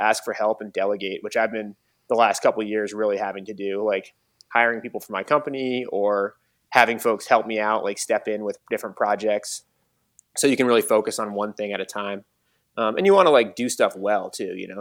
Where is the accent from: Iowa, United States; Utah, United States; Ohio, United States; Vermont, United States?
Vermont, United States; Mad River Valley; I grew up in the Mad River Valley